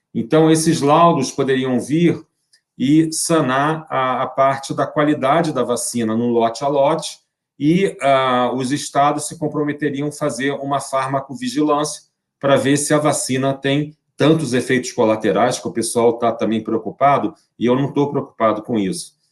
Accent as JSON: {"language": "Portuguese", "country": "Brazil", "said": "eu sou brasileiro"}